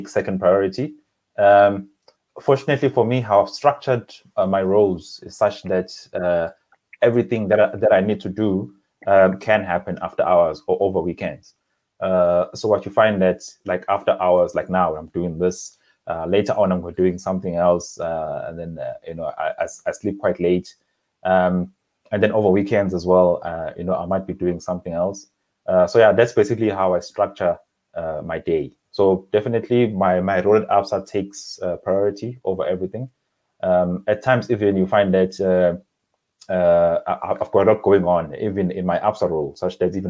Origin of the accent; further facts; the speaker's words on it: KwaZulu-Natal, South Africa; moved away as an adult; also born or lived in Durban / KwaMashu / Eshowe / Harding; now in Johannesburg, South Africa; I was born in Durban Addington Hospital, and then I grew up in a number of areas actually in the KwaZulu-Natal province